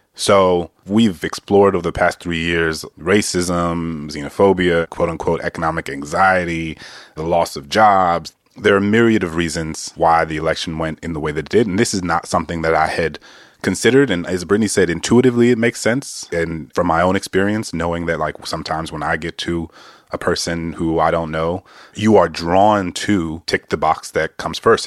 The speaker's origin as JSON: {"language": "English", "town": "New Orleans", "region": "Louisiana", "country": "United States", "tie": "born or raised there", "said": "I grew up in New Orleans"}